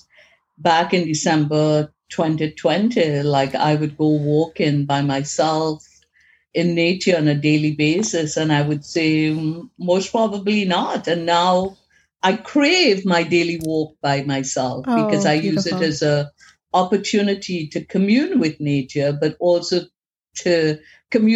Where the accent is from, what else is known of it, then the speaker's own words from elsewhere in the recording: Trinidad & Tobago; moved away; I'm originally from Trinidad in the Caribbean. We followed the, at that point in time, we followed the British system of education. So preparing for O levels